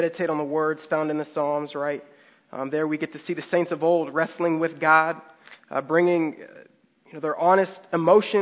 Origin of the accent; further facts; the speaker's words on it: San Diego, California, United States; we're from San Diego